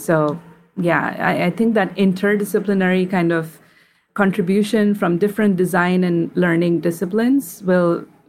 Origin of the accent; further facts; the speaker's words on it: India; Like, for example, I'm from India. We celebrate Diwali.